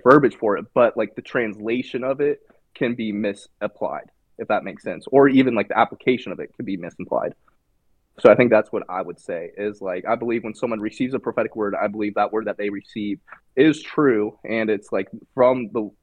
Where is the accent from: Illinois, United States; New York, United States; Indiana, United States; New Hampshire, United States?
Indiana, United States; now in North Carolina, United States; I was from Indiana